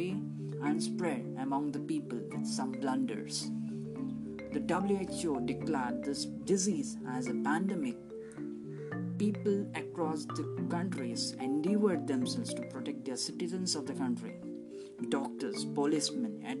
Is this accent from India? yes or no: yes; Mangalore, Karnataka, India; from Mangalore, India